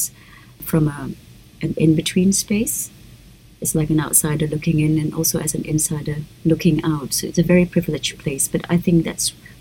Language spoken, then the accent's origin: English; Jakarta, Indonesia; also born or lived in Perth, Australia; growing up in Indonesia as a woman